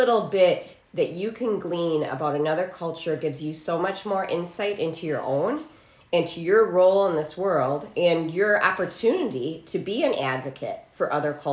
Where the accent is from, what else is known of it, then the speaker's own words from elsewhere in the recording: Oregon, Wisconsin, United States; now in Franklin, Indiana, United States; I'm originally from Wisconsin. I grew up just outside of Madison in Oregon, Wisconsin